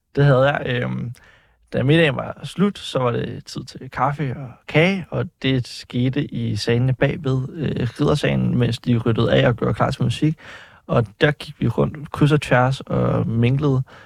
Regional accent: Faxe, Zealand, Denmark; Jeg kommer fra Faxe.

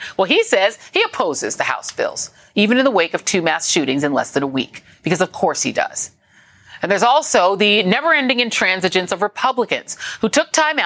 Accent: Colorado, United States; moved away; I grew up in Colorado

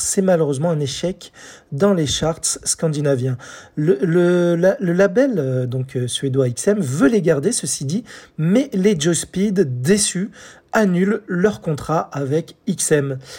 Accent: France; chez nous, en France

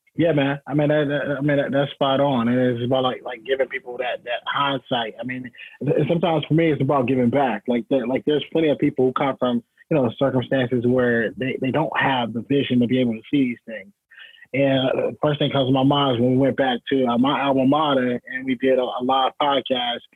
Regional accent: Rocky Mount, North Carolina, United States; my hometown. So at 14, man, I went back home to Rocky Mount, North Carolina

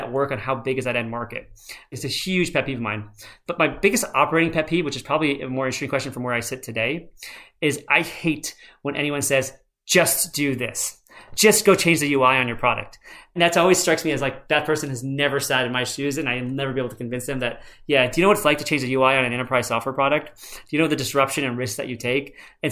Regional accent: United States; I was born in America

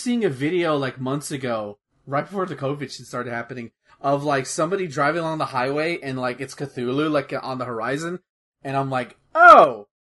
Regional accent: United States; I'm already going to be judged as American as it is

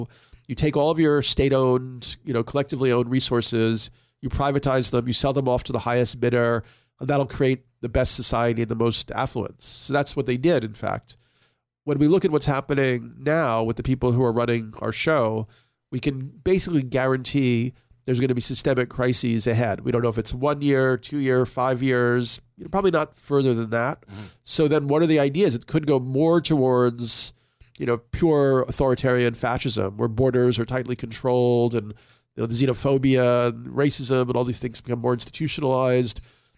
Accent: New York, United States; You know, and I'm an urban person. I was from New York.

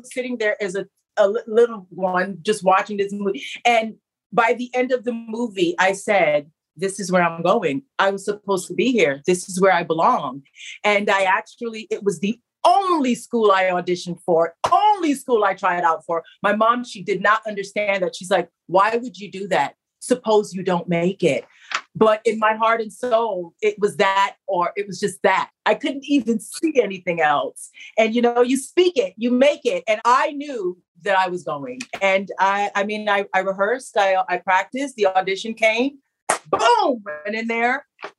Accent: Barbados; I don't speak Spanish. My background is, I'm from Barbados. My dad's from Trinidad.

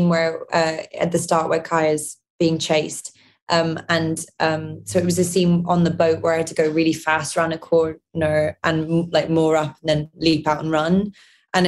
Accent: London, United Kingdom; my mum is Northern Irish, my dad's Scottish, and I'm from London.

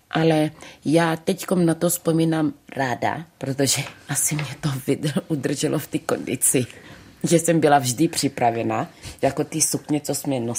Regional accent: Czechia; A najednou už si říkáš, jo, jsem Češka.

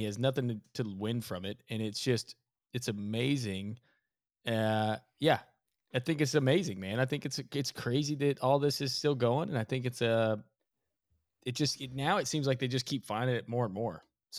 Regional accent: Alabama, United States; moved away; also born or lived in Texas; I'm from Alabama.

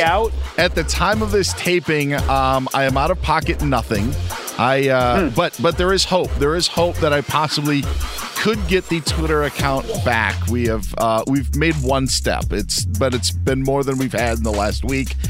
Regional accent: Wisconsin, United States; growing up in Wisconsin

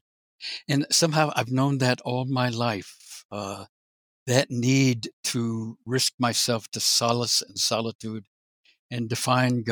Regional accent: Orlando, Florida, United States; I was born outside Orlando, Florida, grew up there.

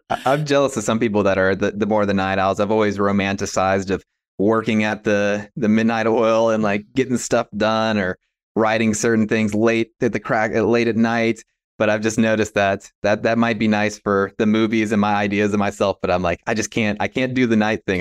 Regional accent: West Virginia, United States; moved away as an adult; Growing up in West Virginia and, yeah, Appalachia and, uh, this region

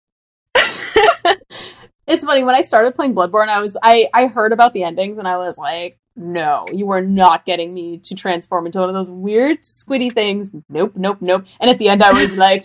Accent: Massachusetts, United States; moved away; I grew up in Massachusetts

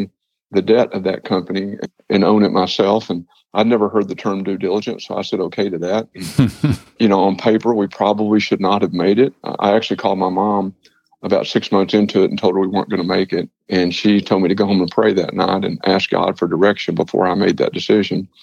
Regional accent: Paris, Texas, United States; I was born in Paris, Texas. I graduated from high school there

